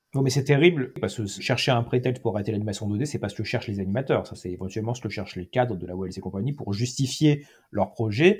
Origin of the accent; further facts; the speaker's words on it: Cannes, Provence-Alpes-Côte d'Azur, France; moved away; also born or lived in Île-de-France; je suis de Cannes, donc je, connais les cinémas de Cannes